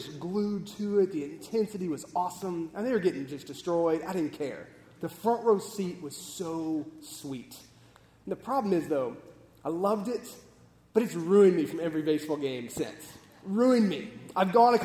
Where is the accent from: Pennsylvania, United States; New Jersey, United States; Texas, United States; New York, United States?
Texas, United States; We grew up in Texas